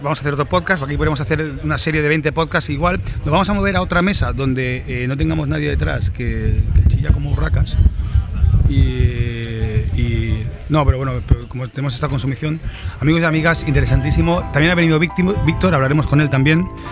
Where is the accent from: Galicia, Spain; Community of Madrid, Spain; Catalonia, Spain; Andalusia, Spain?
Catalonia, Spain; Mataró; estoy en Mataró, mi pueblo.